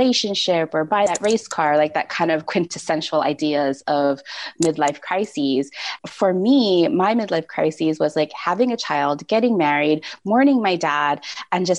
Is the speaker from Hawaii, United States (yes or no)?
yes; Hawaii, United States; I grew up in Hawaii